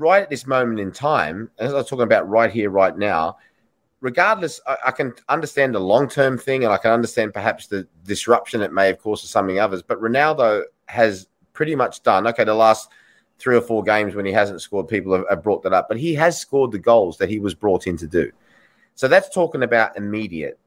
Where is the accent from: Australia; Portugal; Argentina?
Australia; moved away; I'm from Australia